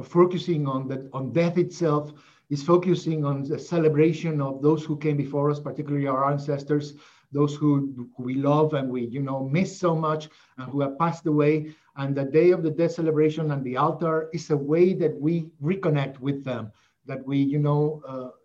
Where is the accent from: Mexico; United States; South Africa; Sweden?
Mexico; moved away as an adult; also born or lived in Northern New Jersey; growing up in Mexico